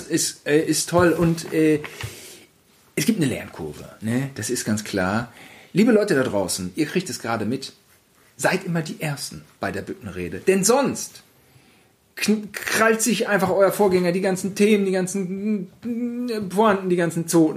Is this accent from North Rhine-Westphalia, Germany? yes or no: yes; Gütersloh, North Rhine-Westphalia, Germany; bei uns in Gütersloh